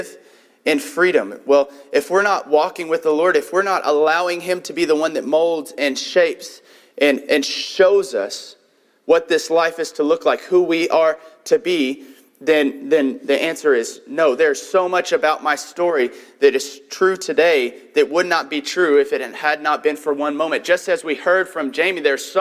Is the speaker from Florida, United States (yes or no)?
no; Tulsa, Oklahoma, United States; moved away; also born or lived in Katy, Texas; we grew up in Tulsa, Oklahoma. It was insane how big that place was. And then we moved to Katy, Texas